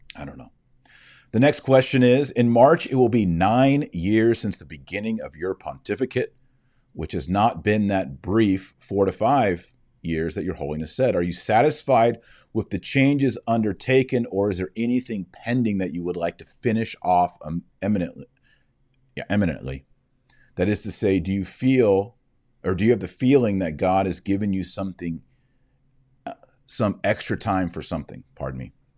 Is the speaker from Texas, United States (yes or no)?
yes; Texas, United States; my limited however many years of Spanish I had when I was in high school in Texas